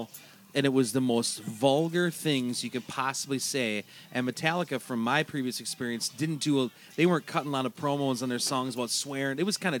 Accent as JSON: {"language": "English", "town": "Turtle Lake", "region": "Wisconsin", "country": "United States", "said": "I'm from Turtle Lake, Wisconsin. We had to drive literally 45 minutes to even get a cassette tape of stuff."}